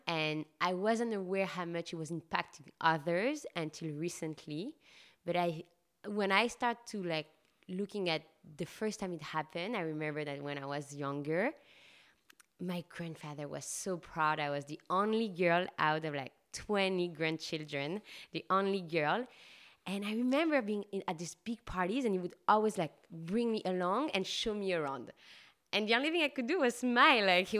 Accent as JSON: {"language": "English", "town": "Paris", "region": "Île-de-France", "country": "France", "tie": "born or raised there", "said": "In France, in Paris."}